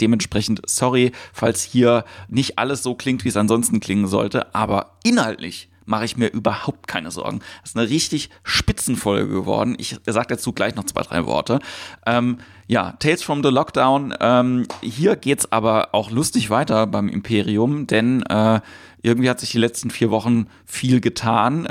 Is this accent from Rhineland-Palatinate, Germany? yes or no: yes; Ludwigshafen, Rhineland-Palatinate, Germany; also born or lived in Mannheim; Ich bin in Mannheim geboren, in Ludwigshafen aufgewachsen